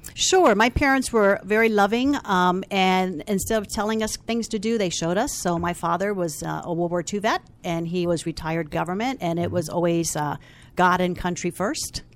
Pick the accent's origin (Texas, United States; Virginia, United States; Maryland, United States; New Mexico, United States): Virginia, United States; Falls Church; I am from Falls Church, Virginia